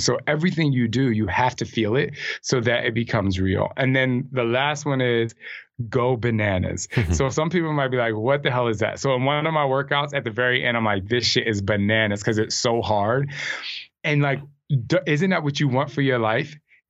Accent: New Jersey, United States; I'm from Jersey.

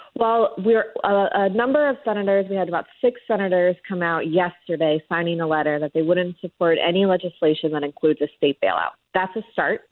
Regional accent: South Florida, United States; South Florida, where I'm from

